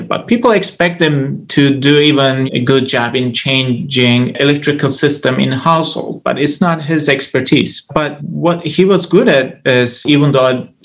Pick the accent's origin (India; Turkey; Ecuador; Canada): Turkey; moved away as an adult; now in Orlando, United States; I grew up in Turkey. I moved to the United States to study my PhD 6 years ago.